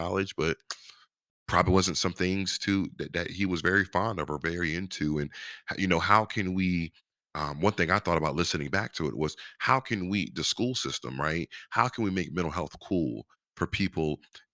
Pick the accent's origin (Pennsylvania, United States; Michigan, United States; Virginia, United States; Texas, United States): Virginia, United States; Virginia Beach; I'm from Virginia Beach, born and raised, but my dad's from Norfolk